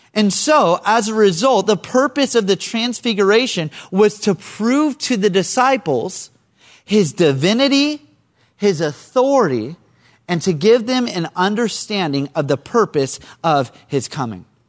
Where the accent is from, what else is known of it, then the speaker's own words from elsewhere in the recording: Central Coast, California, United States; I'm from the Central Coast